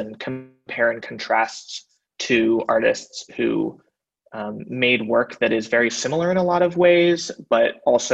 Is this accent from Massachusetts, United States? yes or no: no; Berkeley, California, United States; I am originally from Berkeley, California